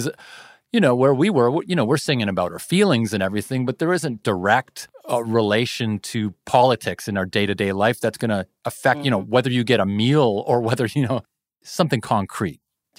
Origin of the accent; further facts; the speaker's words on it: Kitchener, Ontario, Canada; also born or lived in Toronto; the people I grew up around in Kitchener and Toronto